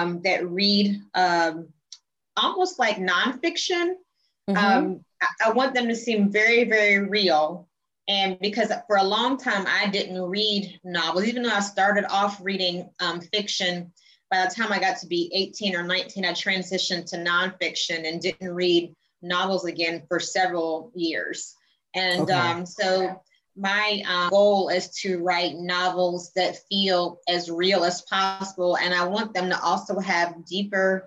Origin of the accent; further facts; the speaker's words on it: College Park, Georgia, United States; also born or lived in Jamaica; So I grew up in College Park, East Point, Metro Atlanta. And then my family is originally from Jamaica